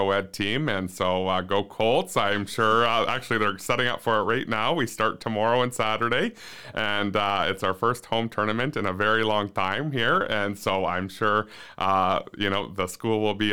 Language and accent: English; Ontario, Canada; moved away; growing up in Ontario, I went to larger schools